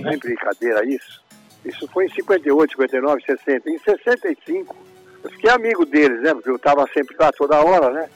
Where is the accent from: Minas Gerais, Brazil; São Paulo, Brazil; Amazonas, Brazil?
São Paulo, Brazil; eu nasci em Santana, onde vivo até hoje, na Zona Norte